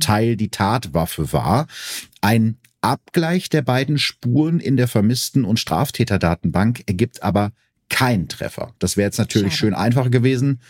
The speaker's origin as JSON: {"language": "German", "country": "Germany", "said": "Bei uns in Deutschland"}